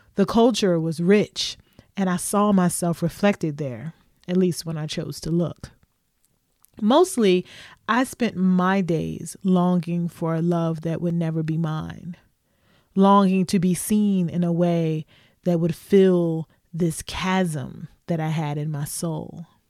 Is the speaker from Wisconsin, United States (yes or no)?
no; Louisville, Kentucky, United States; moved away as an adult; also born or lived in Lexington, Kentucky / Chicago; Kentucky, whether it was Lexington for college or Louisville, my hometown, was familiar